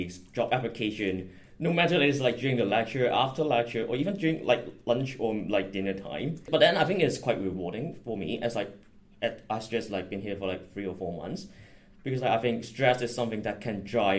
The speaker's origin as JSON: {"language": "English", "country": "Hong Kong", "moved": "as an adult", "lives_now": "London, United Kingdom", "said": "I'm a first-year economics student, and I'm from Hong Kong"}